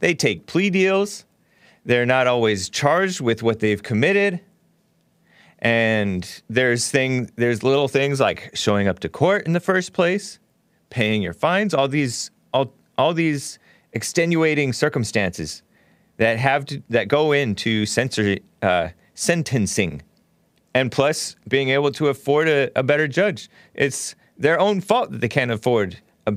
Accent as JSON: {"language": "English", "country": "United States", "said": "I'm American"}